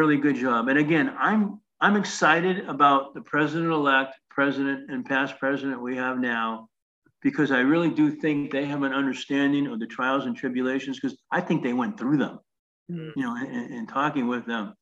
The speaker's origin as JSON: {"language": "English", "region": "Northeast", "country": "United States", "said": "I was from the Northeast."}